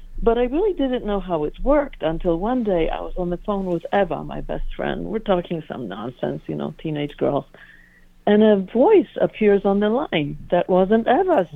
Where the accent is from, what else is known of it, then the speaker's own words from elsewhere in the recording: Warsaw, Masovian Voivodeship, Poland; also born or lived in Brooklyn; now in United States; I was born and raised in Warsaw, Poland, smack dab in the middle of it.